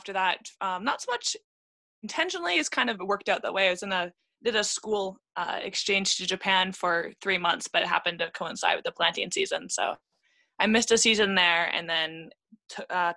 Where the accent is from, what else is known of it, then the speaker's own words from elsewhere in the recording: Vancouver, British Columbia, Canada; I am from BC, so I was born in Vancouver